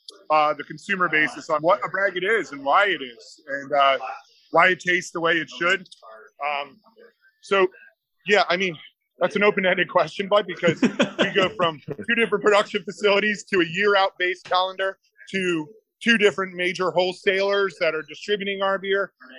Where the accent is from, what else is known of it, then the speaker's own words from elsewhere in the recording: East Coast, United States; Just as an FYI, I'm from the East Coast.